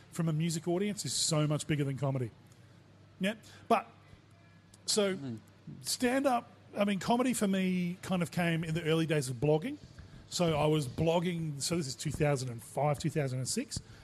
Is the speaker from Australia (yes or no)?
yes; Port Pirie, South Australia, Australia; I grew up in Port Pirie, didn't fit in there